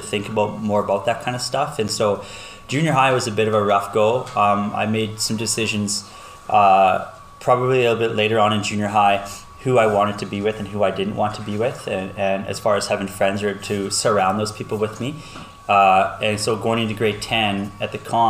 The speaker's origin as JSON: {"language": "English", "town": "Lloydminster", "country": "Canada", "tie": "born or raised there", "said": "I grew up in Lloyd, born and raised here my entire life"}